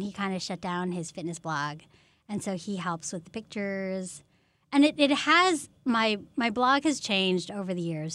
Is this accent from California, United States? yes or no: yes; Menlo Park, California, United States; I grew up in Menlo Park